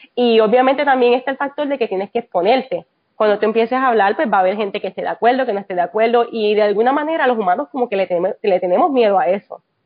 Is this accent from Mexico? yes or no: no; Puerto Rico; moved away as an adult; now in Texas, United States; llegué aquí después del, del huracán María, como muchos puertorriqueños